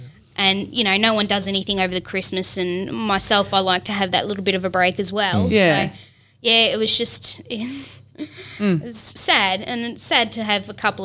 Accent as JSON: {"language": "English", "country": "Australia", "tie": "born or raised there", "said": "While I was born in Australia, my background is Italian. Mm. My grandparents migrated here."}